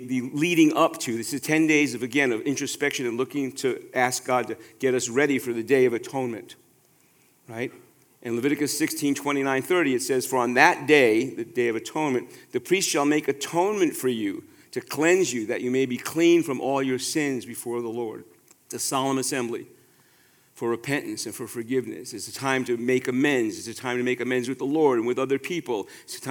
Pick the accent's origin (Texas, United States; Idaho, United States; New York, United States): New York, United States; New York City; growing up in New York City, where there's such a high population of Jewish people, got a lot of days off from school